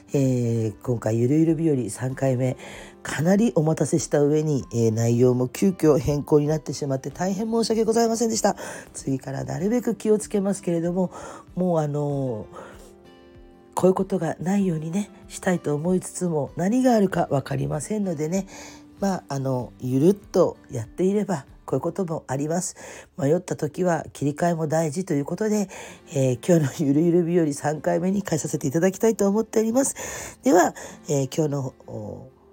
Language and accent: Japanese; Kyushu, Fukuoka, Japan; also born or lived in Tokyo; 私九州の生まれの育ちなので